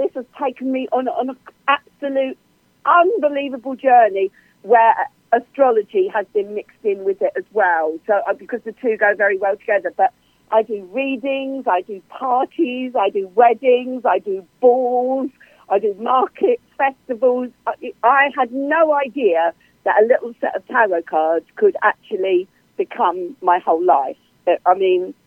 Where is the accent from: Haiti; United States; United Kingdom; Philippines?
United Kingdom; England; also born or lived in Cambridge, United Kingdom; I'm English. I'm here in Cambridge, UK